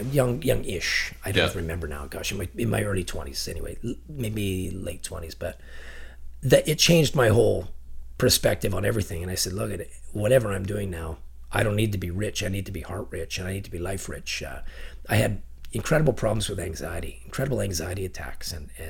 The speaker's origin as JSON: {"language": "English", "region": "Ontario", "country": "Canada", "lives_now": "Chilliwack, Canada", "said": "So we have, there's a 20 year gap where they left for BC. I'm from Ontario originally, and my older family left us. So there was me and my two sisters really, we're the second generation that came to Chilliwack."}